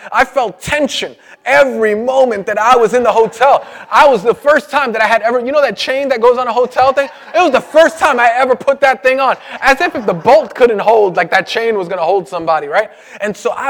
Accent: New York City, New York, United States; I grew up in Brooklyn, and when Brooklyn was real bad. In the 80s

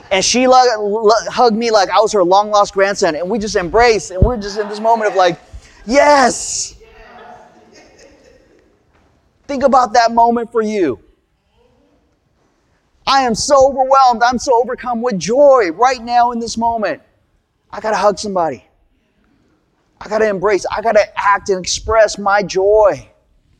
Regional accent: United States; also born or lived in California; I'm Korean American

